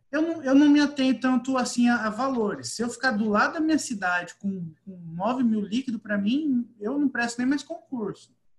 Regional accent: interior of São Paulo, Brazil; eu sou do interior de São Paulo, bem interior mesmo

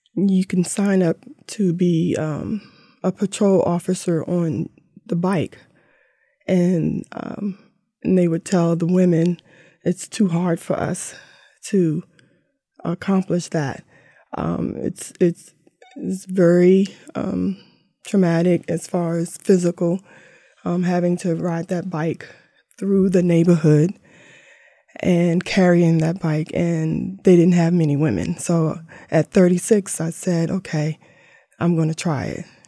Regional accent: Langley Park, Maryland, United States; we grew up in Langley Park, um, Fifteenth Avenue down to D C

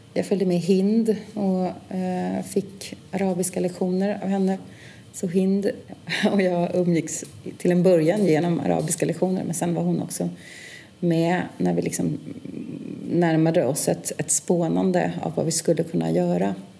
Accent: Stockholm, Stockholm County, Sweden; född och uppvuxen i Stockholm och är också verksam här.

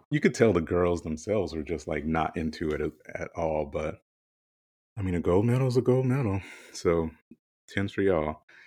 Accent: South Carolina, United States; growing up, you know, I'm from South Carolina, really, really small town

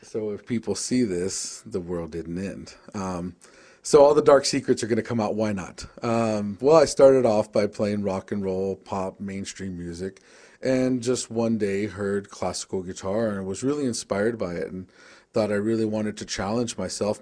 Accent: Tucson, Arizona, United States; I'm from the Pascuayaki tribe. in Southern Arizona, Tucson, Arizona

